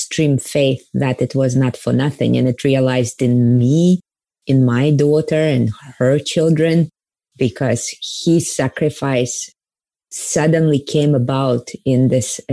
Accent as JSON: {"language": "English", "country": "Kazakhstan", "tie": "born or raised there", "said": "I was born in the Soviet Union and specifically in the part of the Soviet Union where most of the concentration camps were, which is Kazakhstan"}